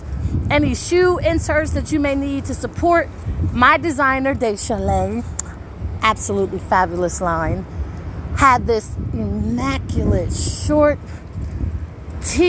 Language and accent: English; Wilmington, Delaware, United States; I am from Wilmington, Delaware